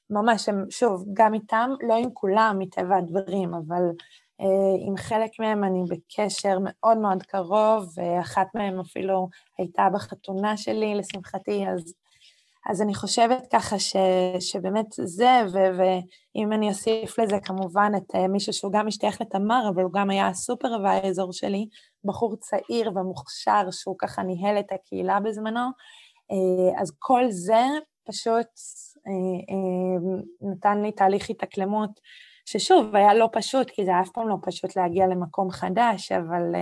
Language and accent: Hebrew; Catalonia, Spain; Hebrew is a second language; now in Israel; ופתאום פה אני ספרדיה, קטלונית, יהודייה. כלומר, יש פה איזשהו משולש שאני כל הזמן צריכה ככה לנוע בתוכו